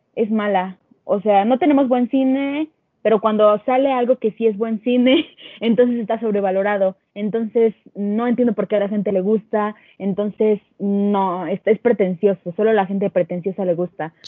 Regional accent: Mexico; nosotros como mexicanos

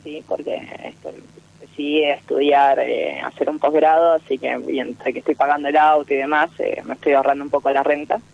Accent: Bariloche, Río Negro, Argentina; De Bariloche.

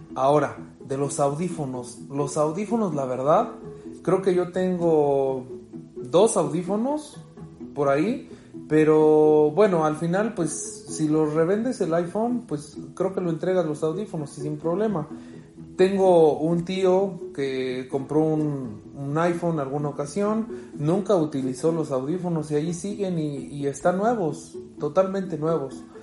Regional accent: Mexico; soy de México

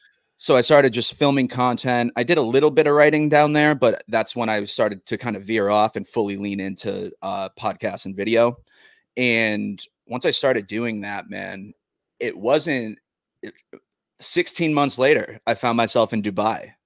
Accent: Massachusetts, United States; also born or lived in Nashville; now in New Jersey, United States; I'm from Massachusetts oh, originally

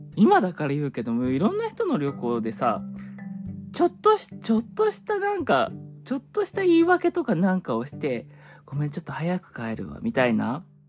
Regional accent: Hokkaido, Japan; also born or lived in Sapporo; now in Kanto, Japan; 我が地元北海道

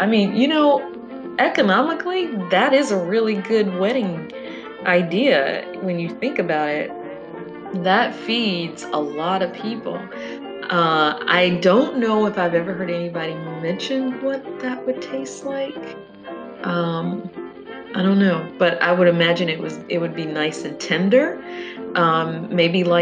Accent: the South, United States; I grew up in the South

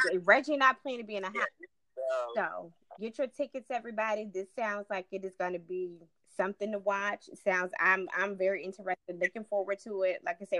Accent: Newport News, Virginia, United States; moved away as an adult; now in Richmond, United States; I'm from Newport News. I'm from downtown Newport. Just born and raised all my life.

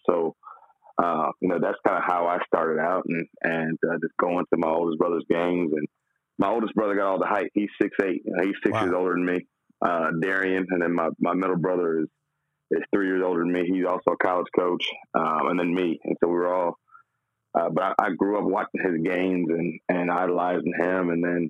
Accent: Flint, Michigan, United States; also born or lived in Texas; And my family is we're originally from Flint, Michigan.

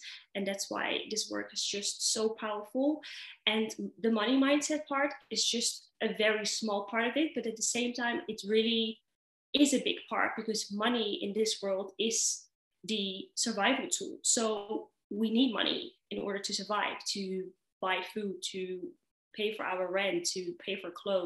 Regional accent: Netherlands; moved away as an adult; also born or lived in Dubai; now in Kuwait; I am originally from the Netherlands

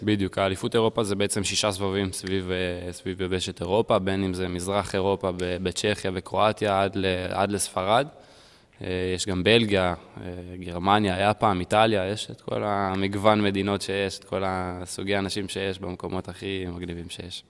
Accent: United States; moved away; also born or lived in Israel; גרתי פעם בארצות הברית, גדלתי בארצות הברית

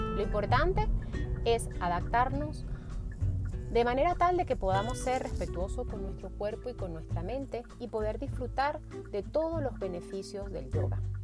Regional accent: Venezuela; moved away; yo soy venezolana

